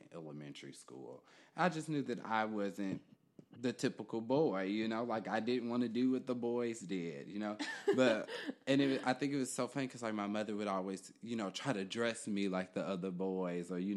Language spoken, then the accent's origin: English; Kansas City, Kansas, United States; moved away as an adult; now in Philadelphia, United States; I am originally from Kansas City, Kansas, so a long way from here.